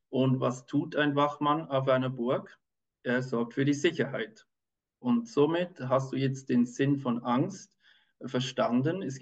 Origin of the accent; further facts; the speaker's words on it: Switzerland; ich bin Kinderarzt, ich bin aus der Schweiz